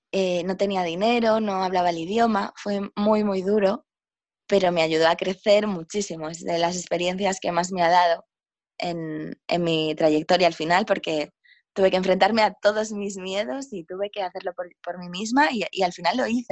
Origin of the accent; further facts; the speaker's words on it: A Coruña, Galicia, Spain; moved away as an adult; also born or lived in Madrid / England / Jamaica / India; yo soy de, mm, de Coruña, que está en Galicia, en el norte de España, y pues es una ciudad bastante pequeña. Y estuve aquí hasta que tenía 18 años